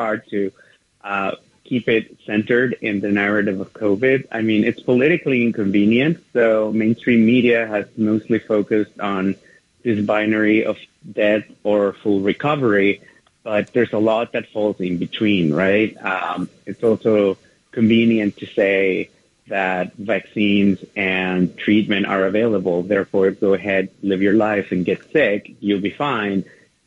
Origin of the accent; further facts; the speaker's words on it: Mexico City, Mexico; moved away as an adult; now in New York, United States; Well, I was born and raised in Mexico City. I migrated to the U.S., to New York in particular, 23 years ago.